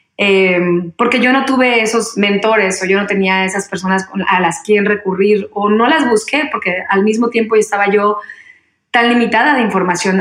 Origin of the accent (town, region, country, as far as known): Mexico; moved away as an adult; also born or lived in Mexico City